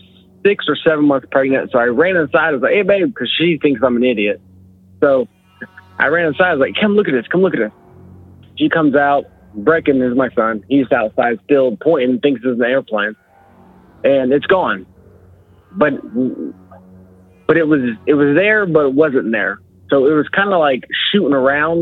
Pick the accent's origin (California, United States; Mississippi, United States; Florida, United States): Florida, United States; LaBelle; I'm from LaBelle, Florida